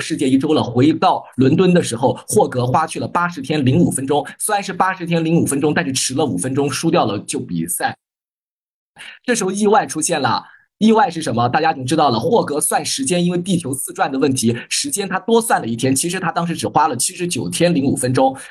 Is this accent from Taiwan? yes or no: no; China; 我们中国人